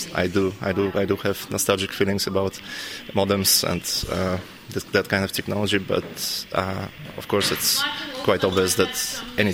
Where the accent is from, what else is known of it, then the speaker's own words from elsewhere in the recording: Russia; moved away; also born or lived in Berlin / Netherlands; I'm from Russia